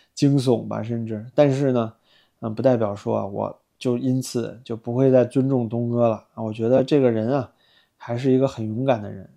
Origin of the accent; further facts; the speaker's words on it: China; 我们一直在墙外啊，冒着风险，像我一个大陆人，冒着这样的风险做这些时政节目